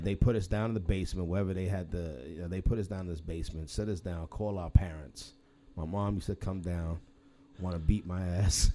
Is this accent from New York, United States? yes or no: yes; New York City, New York, United States; I was born and raised in Lower East Side Manhattan, and and we was in the LaGuardia projects